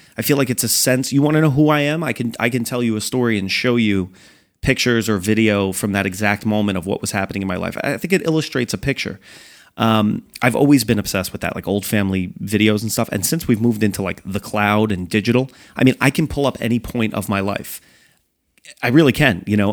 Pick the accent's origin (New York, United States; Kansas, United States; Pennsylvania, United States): New York, United States; moved away; also born or lived in New Jersey; I grew up in New York